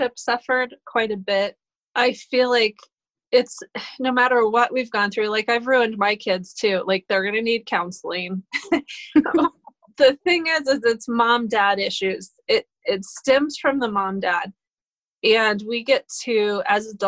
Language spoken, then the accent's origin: English; Colorado, United States; also born or lived in Boulder, Colorado; I'm a native of Colorado. I was born in Boulder